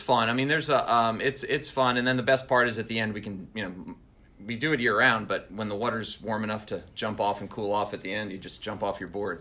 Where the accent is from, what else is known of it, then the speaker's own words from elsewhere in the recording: Long Island, New York, United States; moved away as an adult; I'm originally from north the Northeast, so I grew up in New York